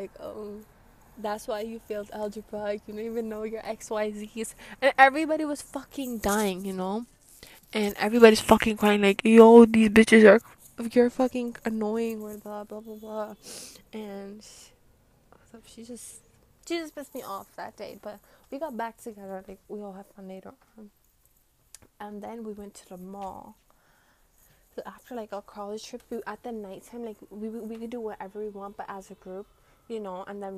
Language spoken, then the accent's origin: English; Brooklyn, New York, United States; Well, I'm from Brooklyn. So, like, all the pollution gets in my face.